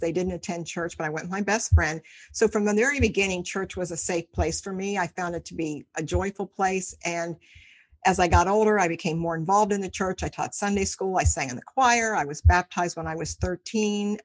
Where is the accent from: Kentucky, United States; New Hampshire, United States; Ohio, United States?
Ohio, United States; Cincinnati; I'm from Cincinnati, Ohio, lived here all my life